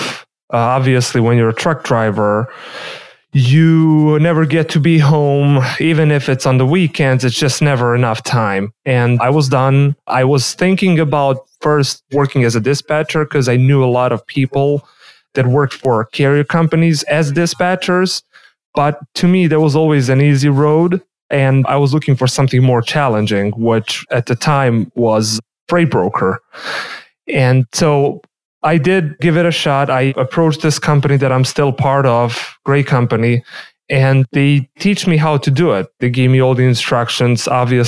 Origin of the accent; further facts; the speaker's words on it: Serbia; moved away as an adult; also born or lived in Alaska, United States; now in Chicago, United States; I grew up in the small country of Serbia in the Central Europe, and I studied mechanical engineering